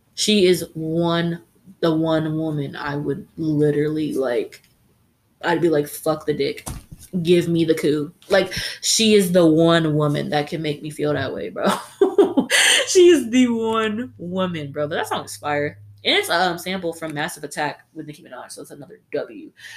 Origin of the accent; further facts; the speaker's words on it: United States; we are from America